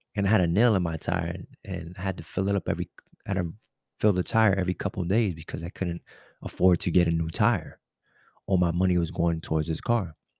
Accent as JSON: {"language": "English", "town": "New York City", "region": "New York", "country": "United States", "said": "I'm a New Yorker. I'm from the city"}